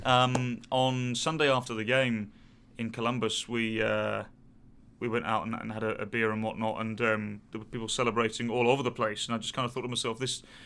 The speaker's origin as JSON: {"language": "English", "region": "England", "country": "United Kingdom", "said": "us being very British"}